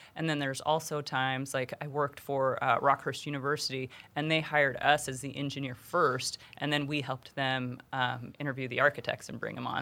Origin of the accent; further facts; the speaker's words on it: Jackson, Wyoming, United States; moved away as an adult; now in Kansas City, United States; growing up in Jackson Hole